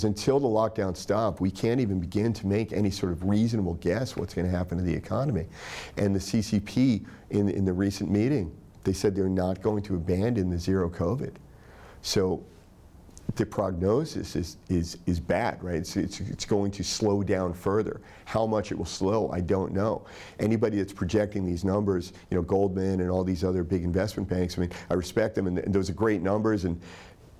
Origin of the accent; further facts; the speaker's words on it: Tennessee, United States; I grew up in Tennessee